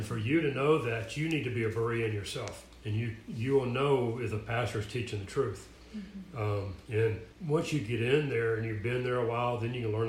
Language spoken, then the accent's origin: English; Tennessee, United States; moved away as an adult; also born or lived in Atlanta, Georgia / Phoenix, Arizona; my hometown in Tennessee, moved down to Atlanta